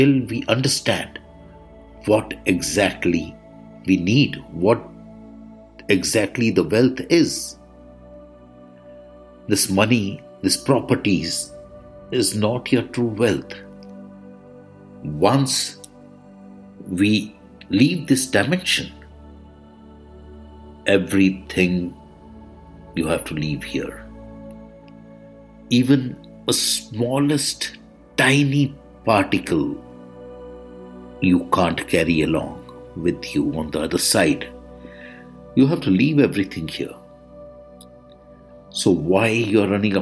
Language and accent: English; India; I am the Indian monk